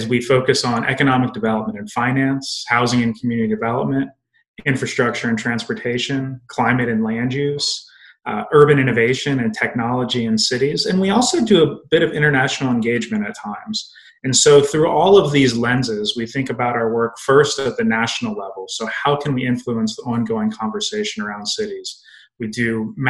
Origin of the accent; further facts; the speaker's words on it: Indialantic, Florida, United States; moved away as an adult; I grew up in a small beach town in Florida near Cape Canaveral, and it was called Indie Atlantic